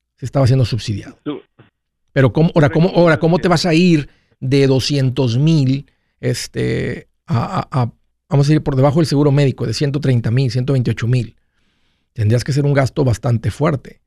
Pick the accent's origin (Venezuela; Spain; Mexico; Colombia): Mexico; yo soy de México